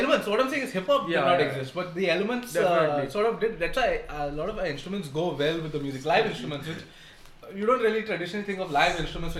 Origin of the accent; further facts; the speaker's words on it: India; From the Midwest. So it might sound American, but we are Indian, if you didn't get that from my accents already.